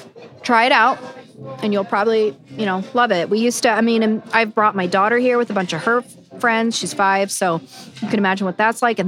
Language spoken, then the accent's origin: English; Oklahoma, United States; Never again. I'm from Oklahoma, so I can do it.